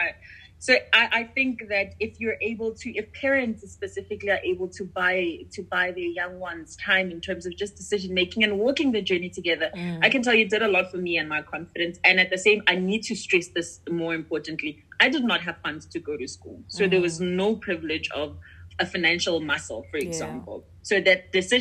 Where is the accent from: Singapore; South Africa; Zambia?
South Africa; Pretoria, Gauteng; growing up in Pretoria